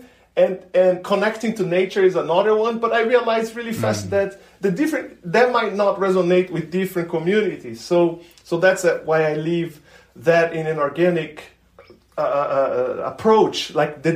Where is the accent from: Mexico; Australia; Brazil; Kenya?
Brazil; moved away as an adult; now in United States; my hometown